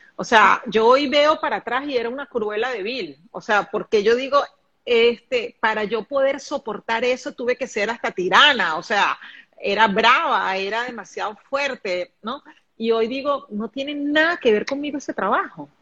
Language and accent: Spanish; Caracas, Capital District, Venezuela; now in Panama; Saludos desde Panamá, de esta tierra caliente, donde yo también estoy, Caracas, mi tierra natal.